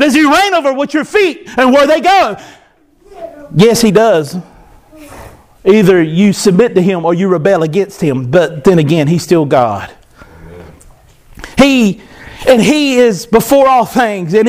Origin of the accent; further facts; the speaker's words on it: United States; I am an American